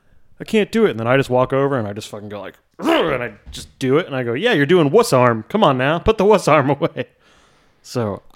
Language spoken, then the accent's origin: English; Baltimore, Maryland, United States; I'm from Baltimore, Maryland, just like this band that we're going to talk about today.